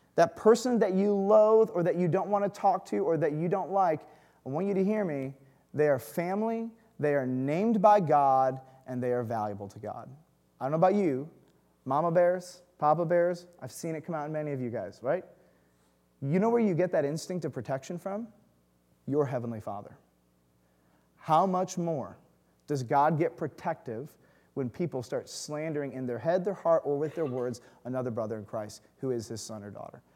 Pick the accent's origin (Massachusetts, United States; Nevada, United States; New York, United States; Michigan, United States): Michigan, United States; Detroit; moved away; I grew up in the burbs